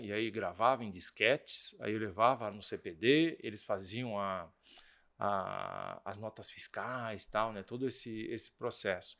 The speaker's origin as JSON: {"language": "Portuguese", "region": "São Paulo", "country": "Brazil", "also_born_or_lived": "France", "said": "eu sou de São Paulo"}